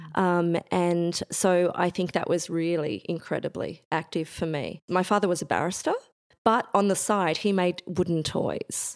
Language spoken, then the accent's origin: English; Bendigo, Victoria, Australia; I grew up in Bendigo, Central Victoria.